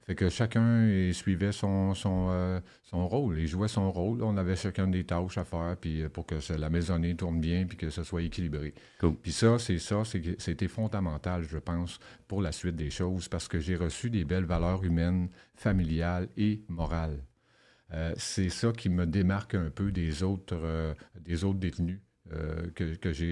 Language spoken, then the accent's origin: French; Rouyn-Noranda, Quebec, Canada; J'ai grandi à Rouen-Noranda. J'ai voyagé beaucoup à travers le Québec.